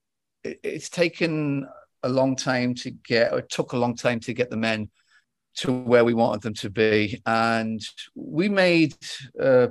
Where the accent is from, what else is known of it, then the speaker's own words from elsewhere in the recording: England, United Kingdom; also born or lived in Palo Alto; now in Worcester, United States; as an Englishman